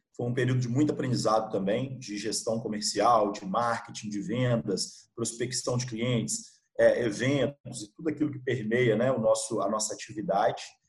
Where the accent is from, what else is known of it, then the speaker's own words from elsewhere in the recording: Gouveia, Minas Gerais, Brazil; moved away as an adult; also born or lived in Bahia; lá do, do interior de, sou lá do interior de Minas, uma cidade bem pequena, cara, ah, chamada Gouveia